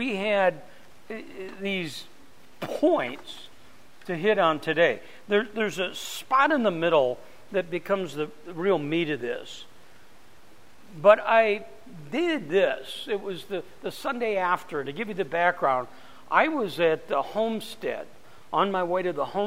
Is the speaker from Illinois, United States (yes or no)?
no; Phoenix, Arizona, United States; I'm from Phoenix